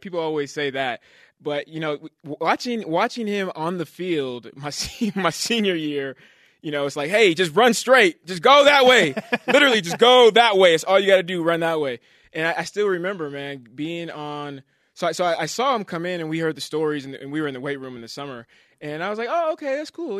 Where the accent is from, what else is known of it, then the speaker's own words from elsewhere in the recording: Bay Area, California, United States; moved away; growing up in the Bay Area, uh, being a Giants fan, San Francisco